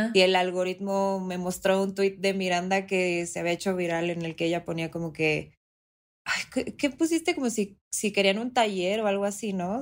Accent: Mexico City, Mexico; yo soy de la Ciudad de México

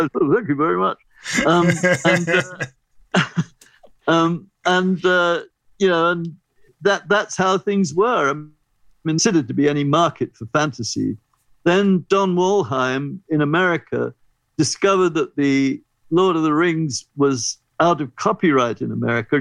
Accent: England, United Kingdom; as an English person who grew up with Children's Hour on the BBC

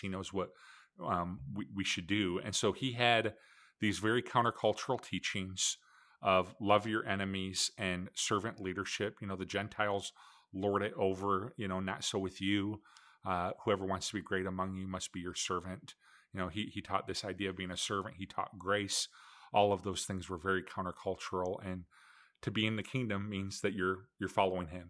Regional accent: Michigan, United States; I grew up, just like Scott did, I grew up in Michigan

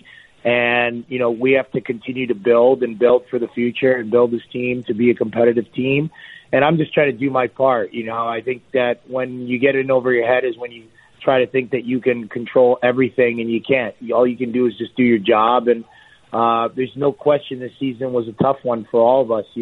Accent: Toronto, Ontario, Canada; I got to do that in my hometown

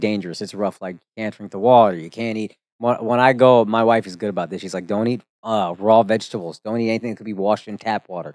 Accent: Plano, Texas, United States; also born or lived in Frisco, Texas; I grew up in Plano, then I moved to Frisco.

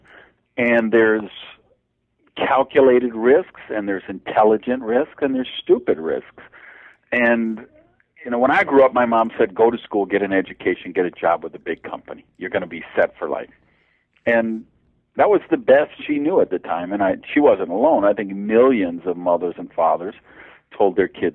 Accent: Madison, Wisconsin, United States; I grew up in Madison, Wisconsin

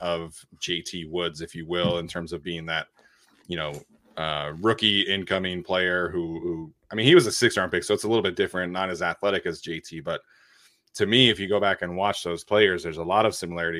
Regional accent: Salt Lake City, Utah, United States; Where I grew up in Salt Lake City

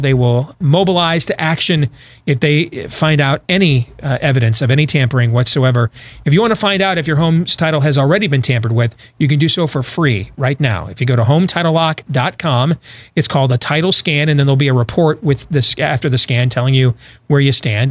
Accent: Michigan, United States; moved away as an adult; now in Iowa, United States; growing up in Michigan

